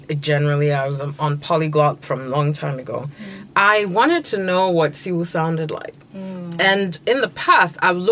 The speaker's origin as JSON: {"language": "English", "country": "Ghana"}